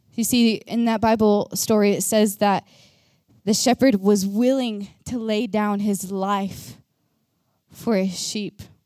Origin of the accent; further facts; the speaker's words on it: Texas, United States; moved away as an adult; now in Norway; I am from America. I am from Texas